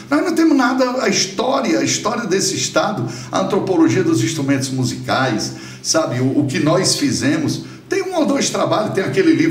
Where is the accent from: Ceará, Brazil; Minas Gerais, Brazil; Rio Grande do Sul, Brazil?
Ceará, Brazil; born there; eu sou o Lorde finlandês que nasci no Ceará.